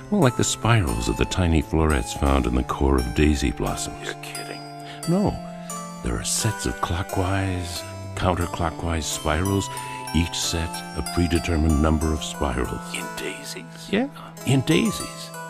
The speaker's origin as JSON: {"language": "English", "country": "Greece", "said": "from Greece"}